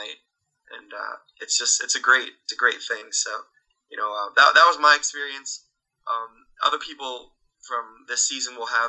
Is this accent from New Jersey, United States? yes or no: yes; Williamstown, New Jersey, United States; I'm from Williamstown, New Jersey